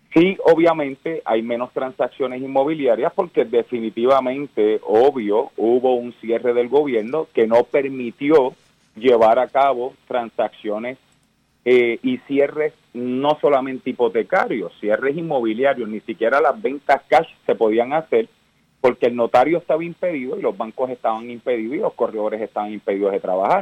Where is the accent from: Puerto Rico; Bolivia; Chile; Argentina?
Puerto Rico; Cayey; yo vengo del pueblo de Calley, eh, eh, vengo de una familia humilde